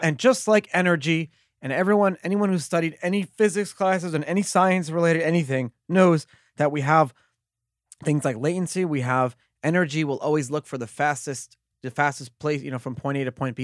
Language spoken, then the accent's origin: English; New York City, New York, United States; I grew up in Brooklyn, in the melting pot of the world